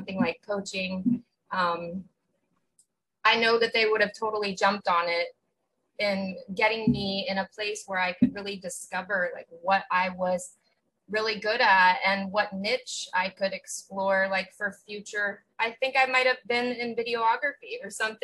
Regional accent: Outer Banks, North Carolina, United States; I grew up on the Outer Banks of North Carolina, so like very small vacation town

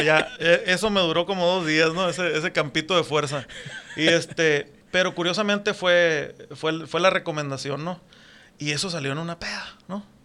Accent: Puerto Peñasco, Sonora, Mexico; moved away as an adult; also born or lived in Mexicali, Baja California; yo soy de Puerto Peñasco, mis abuelos este llegaron de otras ciudades

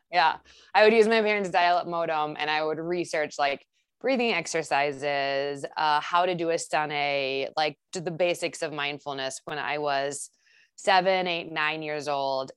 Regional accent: Saint Paul, Minnesota, United States; I grew up in Saint Paul, um, and I come from a really tight-knit family

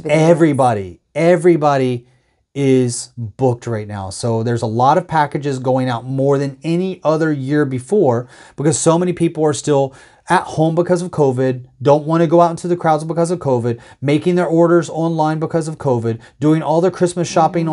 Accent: United States; as an American

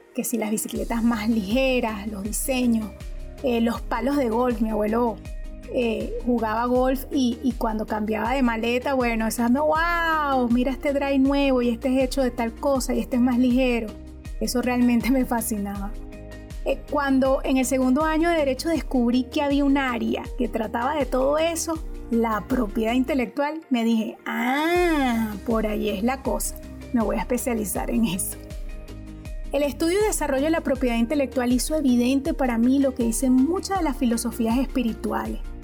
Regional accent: Maracay, Aragua, Venezuela; Soy de Venezuela. La ciudad en que nací se llama Maracay es una de las ciudades más cercanas a la capital de mi país. Allí viví mi infancia, la adolescencia y mis primeros años como profesional.

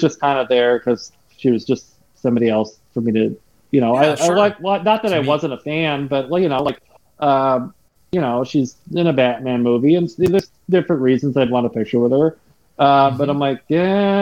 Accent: Michigan, United States; I'm from Michigan.

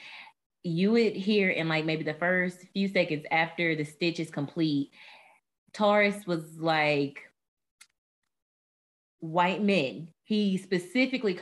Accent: the South, United States; growing up in the South and then being a person of color

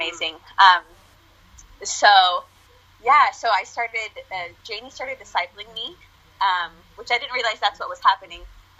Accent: United States; because growing up in the States, like I don't have any family here. Mm-hmm. And then we would go back to Argentina

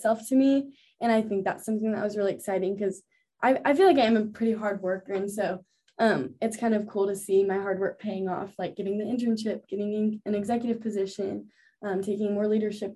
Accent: Texas, United States; moved away; I grew up in Texas and I go to school in the South

